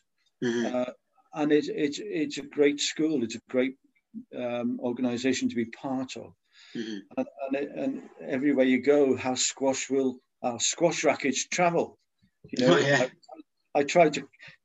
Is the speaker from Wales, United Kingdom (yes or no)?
yes; Wales, United Kingdom; moved away as an adult; now in Scotland, United Kingdom; I'm Welsh